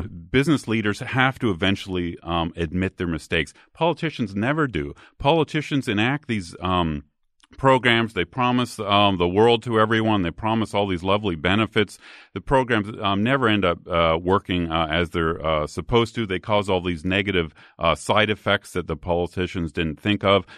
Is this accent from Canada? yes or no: yes; Canada; now in United States; I grew up in Canada